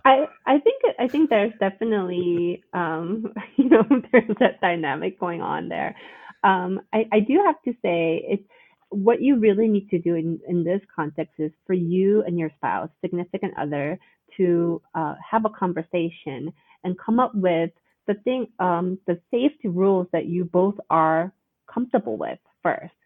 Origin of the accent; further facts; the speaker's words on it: United States; our culture as Korean Americans